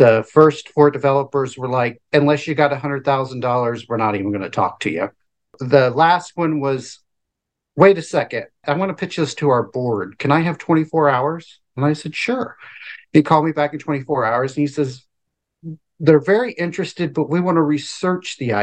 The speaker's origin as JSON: {"language": "English", "area": "Tampa Bay area", "region": "Florida", "country": "United States", "also_born_or_lived": "Kenneth City, Florida", "said": "52, and I'm from the Tampa Bay area of Florida"}